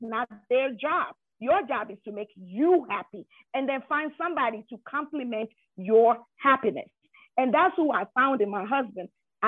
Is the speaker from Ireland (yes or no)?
no; Nigeria; as a Nigerian woman, it's unusual for you to declare at the age of 30.